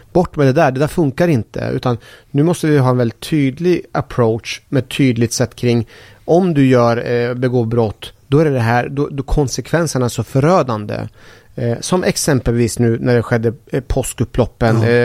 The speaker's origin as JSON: {"language": "Swedish", "country": "Sweden", "said": "Jag är så jäkla svensk så jag kan inte ens min eh, eh persiska kultur"}